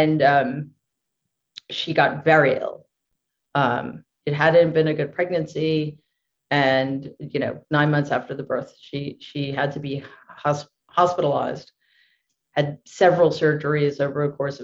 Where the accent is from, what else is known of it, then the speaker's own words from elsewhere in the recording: New York City, New York, United States; I grew up in Jamaica, Queens, which is like a 10 minute bike ride